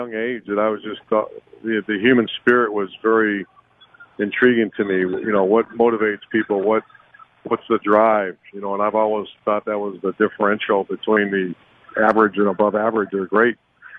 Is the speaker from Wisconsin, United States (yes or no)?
no; Ashtabula, Ohio, United States; I grew up in the perfect environment, perfect setting. You know, it was a small town where athletics were very, very important.